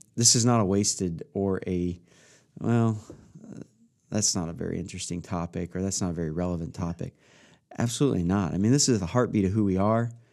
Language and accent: English; Midwest, United States; growing up in the Midwest, there's a change of seasons